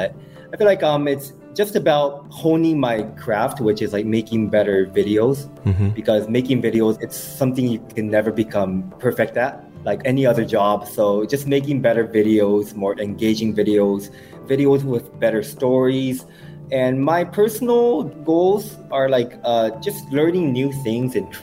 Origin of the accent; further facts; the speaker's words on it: Osaka, Japan; English is a second language; moved away as an adult; now in Singapore; I'm from Osaka.